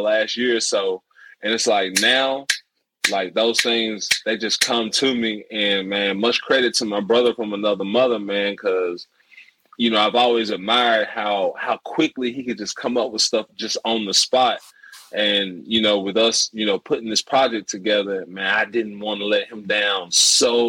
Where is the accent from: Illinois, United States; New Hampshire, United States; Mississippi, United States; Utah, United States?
Mississippi, United States; DeSoto County; we're from Mississippi, DeSoto County, which is part of the Memphis metro area